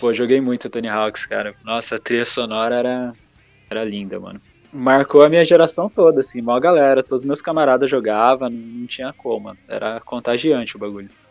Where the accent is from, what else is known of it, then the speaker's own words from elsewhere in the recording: Biritiba Mirim, São Paulo, Brazil; Eu sou de Biritiba Mirim